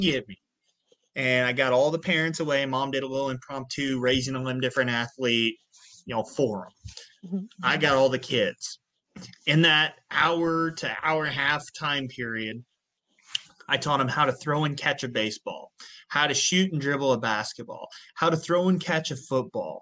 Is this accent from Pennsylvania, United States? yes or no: no; Southern Illinois, United States; I come from a 3-stoplight town in Southern Illinois